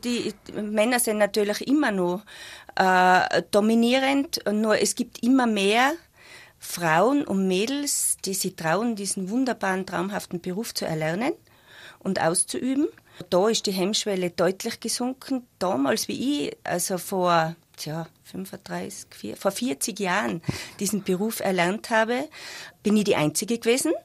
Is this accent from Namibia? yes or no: no; Zell am Ziller, Tyrol, Austria; ich bin eigentlich aus Zell